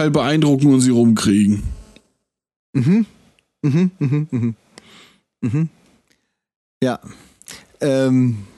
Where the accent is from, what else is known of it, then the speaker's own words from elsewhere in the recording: Germany; ich bin kein Ausländer, äh, weil ich bin in Deutschland geboren und hier aufgewachsen, aber wenn ich es brauche, dann bin ich ein Ausländer, so.